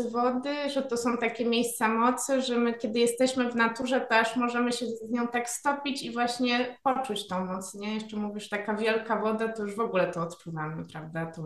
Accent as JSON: {"language": "Polish", "town": "Wrocław", "region": "Lower Silesian Voivodeship", "country": "Poland", "tie": "born there", "said": "Ja akurat nie mam takiego doświadczenia, bo we Wrocławiu się urodziłam, z którego e, w tym roku właściwie się wymeldowałam i uciekłam do lasu."}